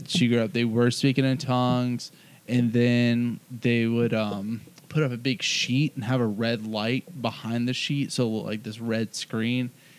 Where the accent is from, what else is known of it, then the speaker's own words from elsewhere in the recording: South Carolina, United States; moved away; Growing up in South Carolina